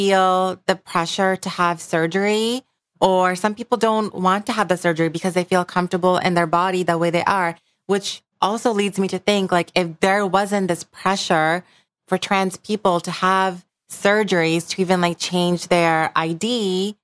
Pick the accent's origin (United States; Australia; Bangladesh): Bangladesh; moved away; I grew up in Bangladesh